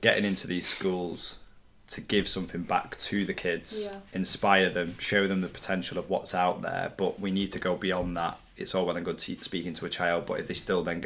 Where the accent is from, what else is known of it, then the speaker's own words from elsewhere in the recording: Manchester, North West England, United Kingdom; also born or lived in Wilmslow; I came from quite a rough area of Manchester.